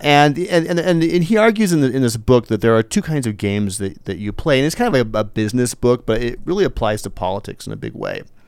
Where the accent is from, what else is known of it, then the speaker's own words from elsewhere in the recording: Eugene, Oregon, United States; I grew up in Eugene